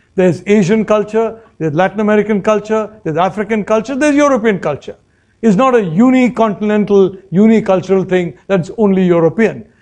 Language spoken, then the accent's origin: English; Kerala, India; my home state of Kerala